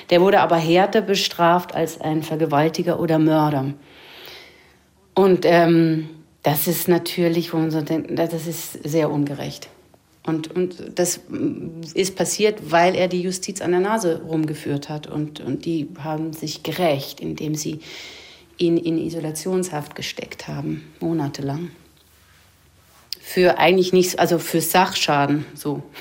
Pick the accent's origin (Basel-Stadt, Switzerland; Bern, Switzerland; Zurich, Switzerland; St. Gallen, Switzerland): Basel-Stadt, Switzerland; Basel; accent: Swiss German; Ich, ich, ich, spreche äh, ein seltsames Schweizerdeutsch. Ich weiß nicht genau wieso. Ich bin in Basel aufgewachsen, aber ich spreche nicht den Basler Dialekt.